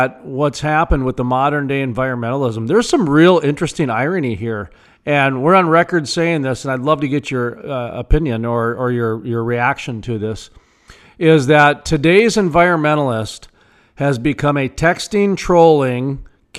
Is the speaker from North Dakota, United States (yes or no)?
yes; North Dakota, United States; I'm from North Dakota where we've got, I think, the cleanest air in the nation, and 70 to 90% of our state's powered by coal.